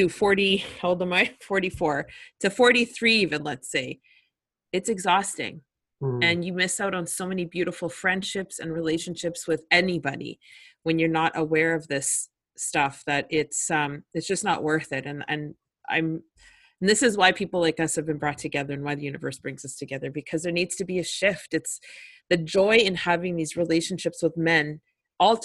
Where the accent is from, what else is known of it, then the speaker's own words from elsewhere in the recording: Winnipeg, Manitoba, Canada; I grew up in Winnipeg